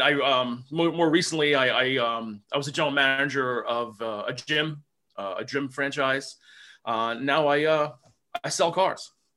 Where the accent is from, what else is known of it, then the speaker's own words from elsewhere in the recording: New Jersey, United States; I'm from Jersey